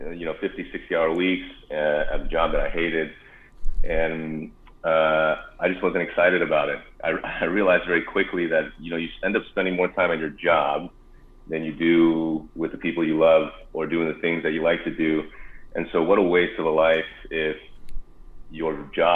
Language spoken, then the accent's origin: English; Arcadia, California, United States; also born or lived in Davis, California; I grew up in Southern California, in Arcadia, California